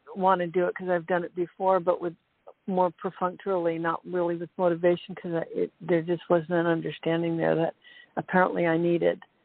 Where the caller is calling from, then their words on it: Monterey, California, United States; I'm calling from Monterey Central Coast, California